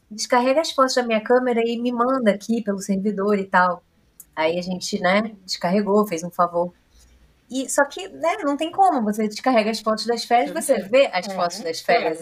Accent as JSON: {"language": "Portuguese", "region": "Rio de Janeiro", "country": "Brazil", "said": "A gente é carioca"}